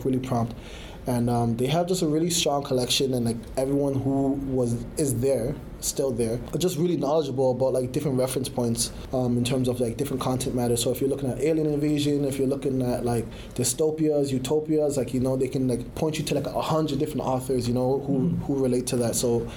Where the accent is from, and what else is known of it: Canada